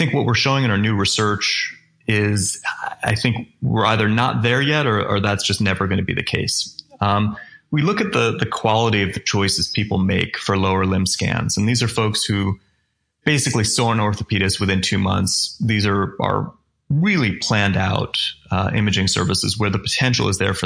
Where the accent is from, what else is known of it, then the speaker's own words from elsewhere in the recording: Vermont, United States; I grew up ski racing in Vermont